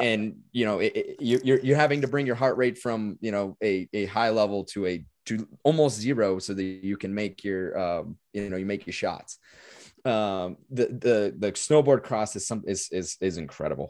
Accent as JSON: {"language": "English", "country": "United States", "said": "as an, as an American and as an American hockey player"}